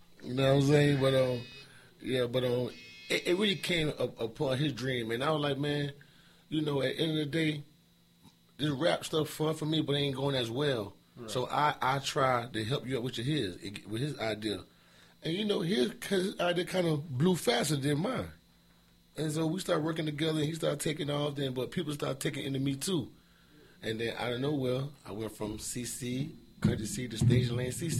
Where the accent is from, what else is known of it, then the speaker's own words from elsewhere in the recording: South Carolina, United States; I'm from Carolina South